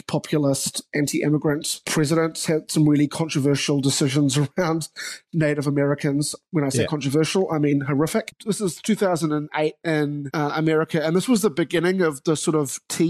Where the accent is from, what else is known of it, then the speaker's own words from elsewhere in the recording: New Zealand; also born or lived in New York; I'm a New Zealander